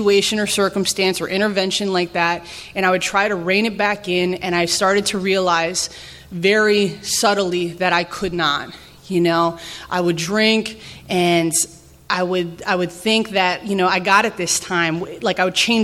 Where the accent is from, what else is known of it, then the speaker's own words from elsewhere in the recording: New Jersey, United States; now in Kensington, MD, United States; I grew up in Jersey